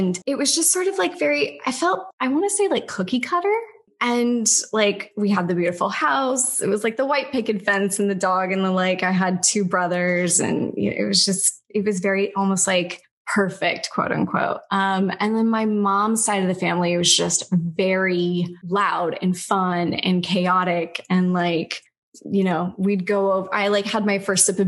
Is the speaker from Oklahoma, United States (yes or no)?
no; Central Valley, California, United States; moved away as an adult; also born or lived in Santa Barbara / London; now in Miami, United States; I am from California originally, the Central Valley, not any place super cool like LA, like 4 hours north in the Central Valley where all the food's grown. It smells like cow poo and grass. And I basically was born and raised there